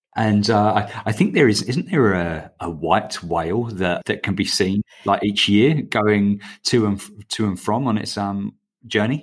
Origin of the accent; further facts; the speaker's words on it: England, United Kingdom; now in Australia; as you can tell from my accent, I'm, uh, I'm an Englishman